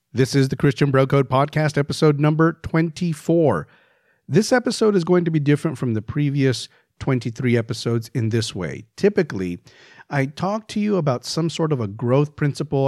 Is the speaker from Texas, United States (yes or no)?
yes; El Paso, Texas, United States; I grew up in El Paso, Texas